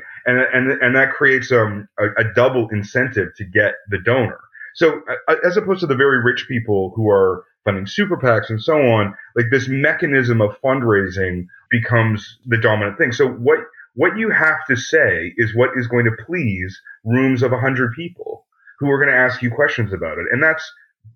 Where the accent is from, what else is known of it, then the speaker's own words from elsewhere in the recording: Canada; I'm a Canadian